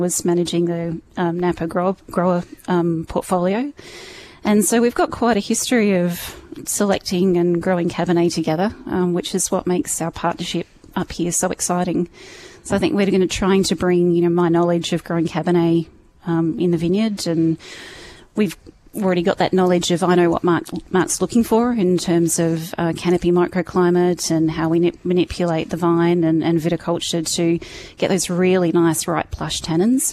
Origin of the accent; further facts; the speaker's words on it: Adelaide, South Australia, Australia; moved away as an adult; also born or lived in California; now in Okanagan, Canada; I'm born and raised in Adelaide and lived in California for 5 years